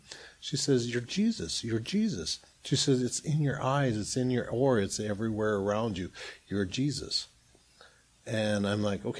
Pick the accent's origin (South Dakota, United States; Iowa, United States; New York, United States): South Dakota, United States; I'm from South Dakota, you know, grew up near a reservation